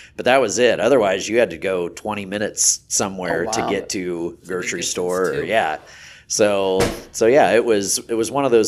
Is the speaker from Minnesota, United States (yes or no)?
no; Holmesville, Nebraska, United States; Holmesville is where like I was born, where I, you know, grew up, and that was 100 people. Holmesville, Nebraska.